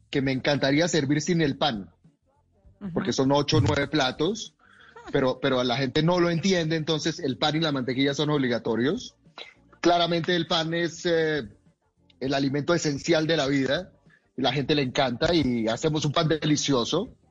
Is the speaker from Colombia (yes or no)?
yes; Colombia; Eh, yo soy nacido en Colombia, soy colombiano, he vivido aquí toda mi vida, soy orgulloso de mi país y conozco muy bien nuestra comida.